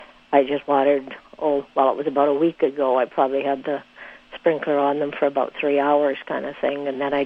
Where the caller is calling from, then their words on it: Warren, Manitoba, Canada; I'm calling from the Warren area.